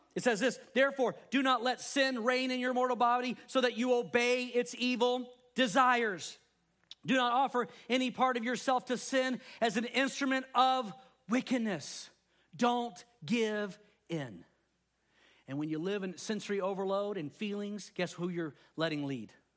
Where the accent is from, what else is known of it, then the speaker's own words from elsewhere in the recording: Texas, United States; now in California, United States; growing up in Texas